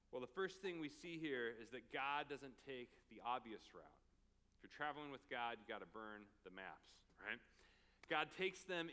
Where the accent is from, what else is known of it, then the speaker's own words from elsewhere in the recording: Oregon, United States; now in Phoenix, United States; we're from Oregon